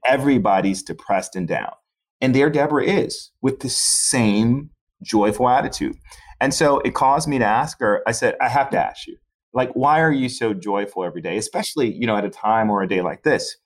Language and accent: English; Chicago, Illinois, United States; also born or lived in Florida; Born and raised in Chicago, grew up on the South Side